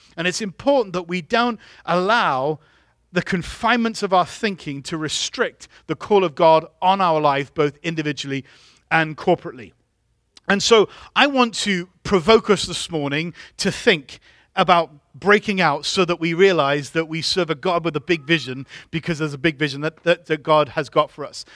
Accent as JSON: {"language": "English", "region": "England", "country": "United Kingdom", "tie": "born or raised there", "moved": "yes", "said": "I grew up in England."}